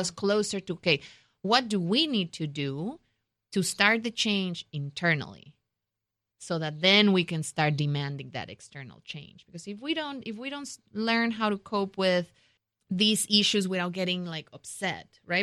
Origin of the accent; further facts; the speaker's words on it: Mexico; moved away; I grew up in Mexico. I'm Mexican American